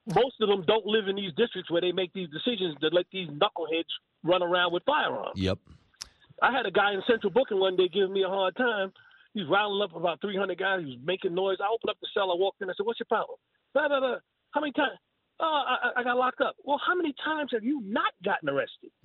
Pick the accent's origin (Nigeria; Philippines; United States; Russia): United States; New York City, New York; now in North Carolina, United States; I'm born and raised in Brooklyn